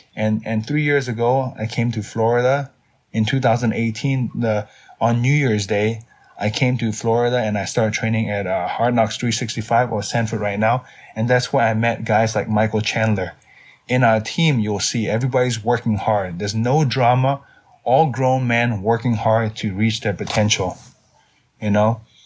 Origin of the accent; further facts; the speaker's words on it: Myanmar; now in United States; I grew up in Myanmar.